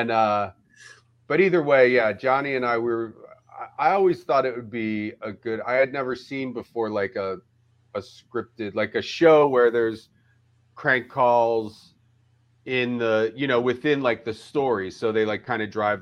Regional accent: Philadelphia, Pennsylvania, United States; moved away as an adult; also born or lived in Eugene / Ireland / Amsterdam / Austin; I grew up in Philadelphia

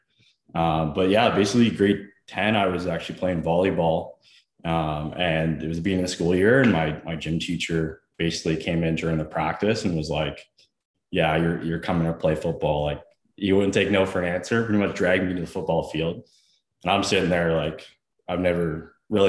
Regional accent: Scarborough, Ontario, Canada; also born or lived in Bradford, Ontario / Ottawa; I was born in Scarborough. And then we moved in middle school to Bradford, Ontario.

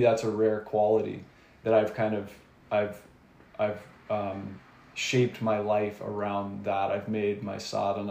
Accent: Nanaimo, British Columbia, Canada; also born or lived in Vancouver; now in Gibsons, Canada; I grew up in Nanaimo on Vancouver Island

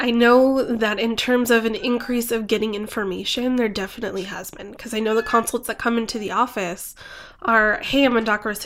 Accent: Phoenix, Arizona, United States; also born or lived in California / New Mexico; Grew up in um, southwestern New Mexico and in Phoenix.

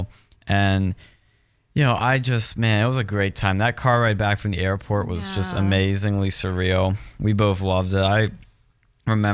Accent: West Chester, Pennsylvania, United States; I'm from Westchester, PA

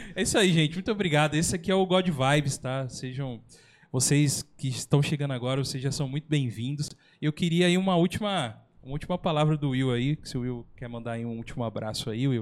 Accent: São José dos Campos, São Paulo, Brazil; A gente é um podcast aqui da, do Vale do Paraíba, nós somos de São José dos Campos

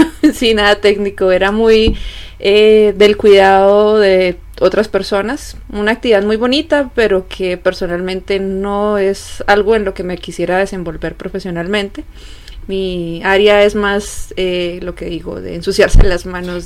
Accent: Colombia; moved away as an adult; now in Germany; soy de Colombia

